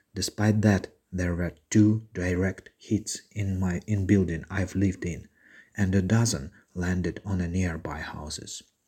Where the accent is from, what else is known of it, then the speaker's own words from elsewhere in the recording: Severodonetsk, Luhansk Oblast, Ukraine; moved away as an adult; I'm from Severodonetsk, a city from the east of Ukraine